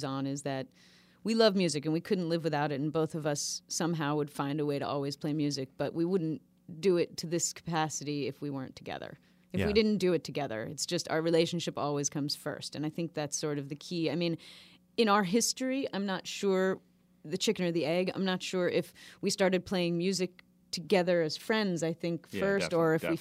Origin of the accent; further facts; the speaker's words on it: New York, United States; we grew up right outside of New York City, both of us